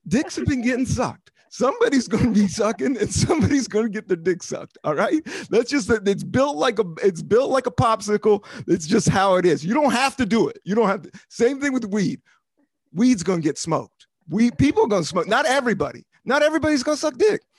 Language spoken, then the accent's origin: English; Washington, District of Columbia, United States; born or raised there; now in New York, United States